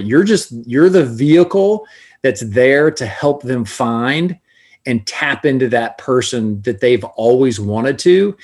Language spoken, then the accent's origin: English; Florida, United States; from Florida